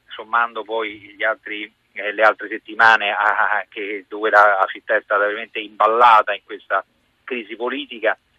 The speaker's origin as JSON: {"language": "Italian", "town": "Rome", "region": "Lazio", "country": "Italy", "said": "da romano, da persona che abita a Roma"}